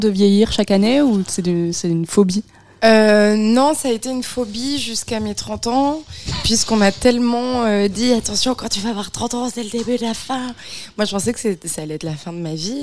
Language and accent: French; Beaujolais, Auvergne-Rhône-Alpes, France; moved away; je viens de la campagne profonde, mm. profonde, hein, du, du, milieu du Beaujolais